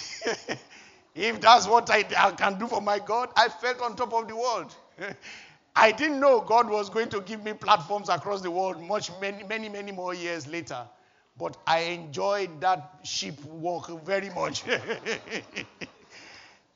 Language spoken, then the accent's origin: English; Nigeria; moved away as an adult; also born or lived in Wolverhampton; now in United Kingdom; churches that I knew from my home country, Nigeria